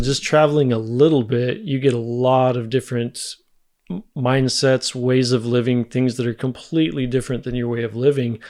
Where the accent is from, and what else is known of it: United States; moved away as an adult; now in Germany